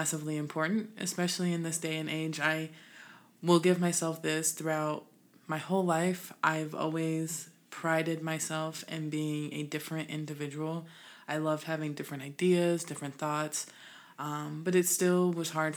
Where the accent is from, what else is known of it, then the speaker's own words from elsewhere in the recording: Illinois, United States; also born or lived in West Coast; now in US West Coast; I'm originally from Illinois, Midwest, but now we west-siding it